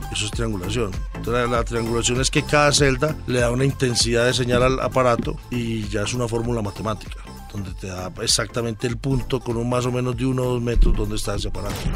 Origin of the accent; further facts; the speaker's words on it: Colombia; somos los colombianos.